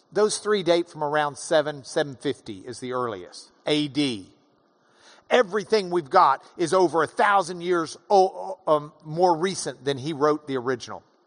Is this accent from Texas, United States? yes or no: yes; Lubbock, Texas, United States; I'm from Lubbock